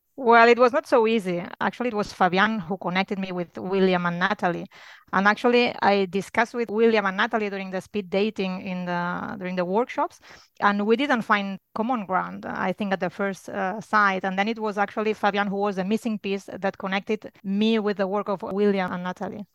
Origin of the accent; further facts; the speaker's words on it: Barcelona, Catalonia, Spain; moved away as an adult; now in Luxembourg; I'm from Barcelona, but I have settled with my family in Luxembourg